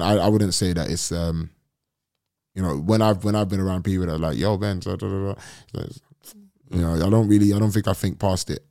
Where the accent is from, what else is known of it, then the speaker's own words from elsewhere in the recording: London, United Kingdom; I'm from London